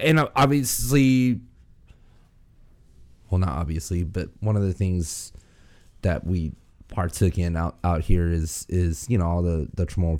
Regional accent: United States; also born or lived in Guam; I was born and raised out here in the States, man

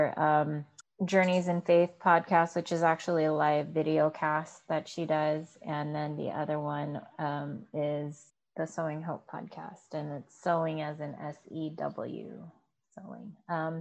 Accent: Philippines; moved away; my home country

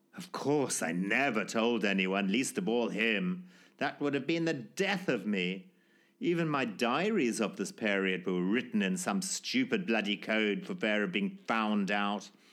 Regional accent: Zimbabwe; born or raised there

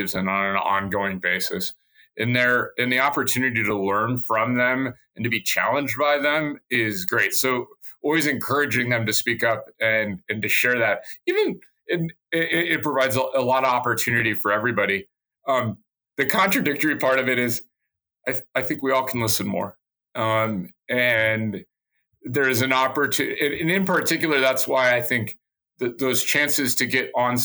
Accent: Nebraska, United States; I grew up in Nebraska

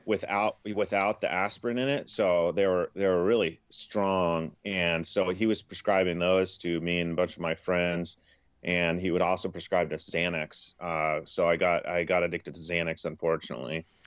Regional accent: Portland, Oregon, United States; also born or lived in Houston, Texas; I grew up right outside of Portland, Oregon

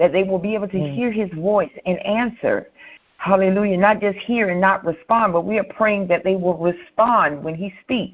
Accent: United States; we are privileged as American citizens

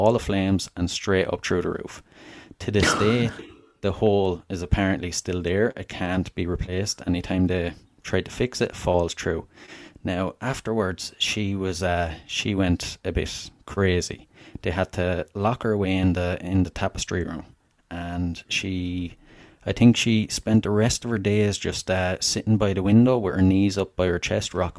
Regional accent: Wexford, Leinster, Ireland; I'm Irish. I'm from Southern Ireland, a place called Wexford originally

